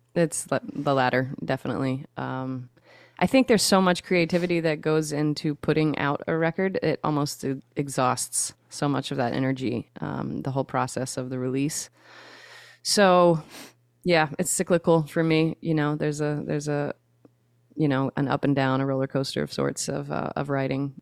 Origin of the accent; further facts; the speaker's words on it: Shreveport, Louisiana, United States; now in South Louisiana, United States; Shreveport, Louisiana is where I was born and raised